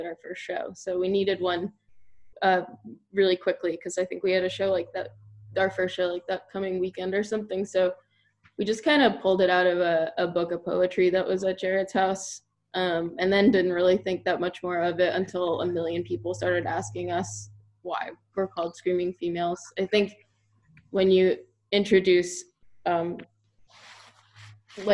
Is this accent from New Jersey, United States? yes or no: yes; Elizabeth, New Jersey, United States; Mike and I grew up together in Elizabeth, New Jersey